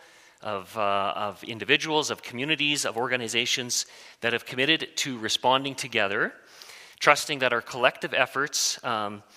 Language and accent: English; Waldheim, Saskatchewan, Canada; I grew up in Waldheim with a, you know, kind of through the MB church there